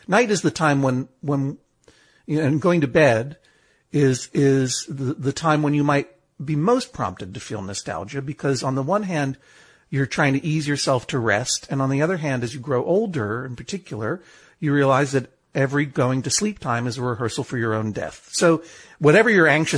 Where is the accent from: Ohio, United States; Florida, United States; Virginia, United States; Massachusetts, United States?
Massachusetts, United States; Brookline; I grew up going to the Coolidge Corner movie house in Coolidge Corner, Brookline, Massachusetts, where I grew, you know, which is my hometown